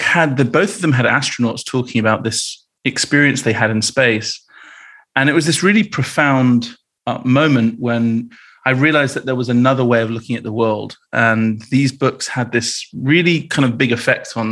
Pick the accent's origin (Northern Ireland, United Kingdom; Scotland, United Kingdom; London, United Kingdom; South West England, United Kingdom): South West England, United Kingdom; Bristol; I grew up in Bristol in the UK